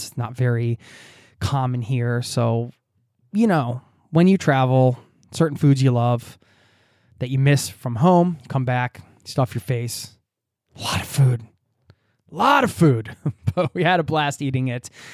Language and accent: English; United States; moved away as an adult; now in Norway; I'm just going back to my home country as an expat abroad